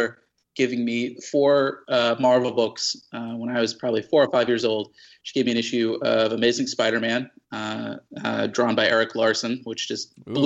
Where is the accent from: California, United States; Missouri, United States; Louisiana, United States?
Missouri, United States; St. Louis; moved away as an adult; also born or lived in New England / New York; I'm a Midwest native. I grew up in St. Louis, Missouri